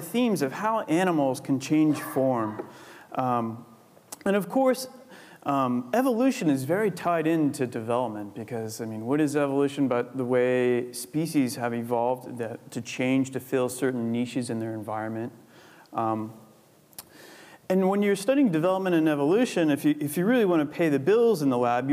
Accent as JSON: {"language": "English", "country": "United States", "moved": "yes", "lives_now": "United Kingdom", "said": "I'm American"}